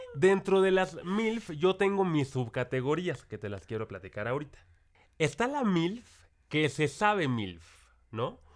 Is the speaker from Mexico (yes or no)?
yes; Mexico; acá en mi pueblo